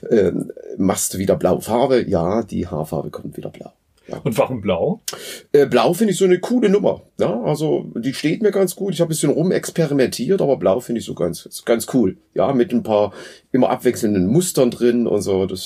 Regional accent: Dresden, Saxony, Germany; ich komme aus Dresden und bin jetzt hier schon so eine ganze Weile auch an der Hochschule in Schmalkalden tätig

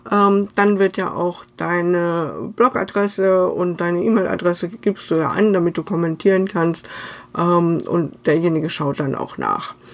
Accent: North Rhine-Westphalia, Germany; Ich selber bin Westfälin und nicht wirklich Freundin des närrischen Treibens

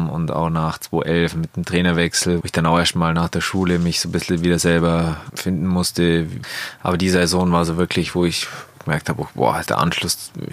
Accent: Bavaria, Germany; Das Allgäu ist einfach meine Heimat und das, wo mich irgendwie zu dem Sportler oder zu dem Menschen gemacht hat, wo ich jetzt bin.

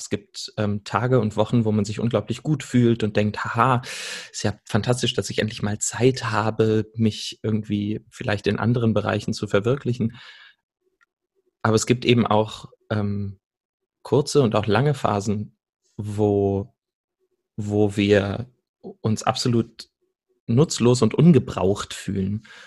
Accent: Salzgitter, Lower Saxony, Germany; moved away as an adult; also born or lived in Berlin; now in Stuttgart, Germany; bin aufgewachsen in Salzgitter, einer ähm, Stadt, die die meisten wahrscheinlich von der Autobahnausfahrt kennen, und bin dann nach Berlin gegangen, um zu studieren und lebe mittlerweile in Stuttgart

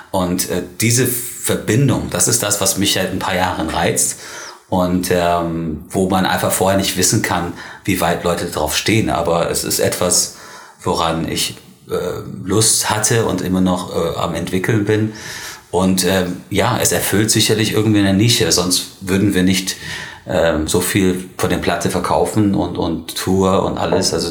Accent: Spain; born there; Weil, weil ich bin ja, also ich bin Ire, allerdings ähm, ist es ein bisschen komplexer. Ich bin in Spanien geboren

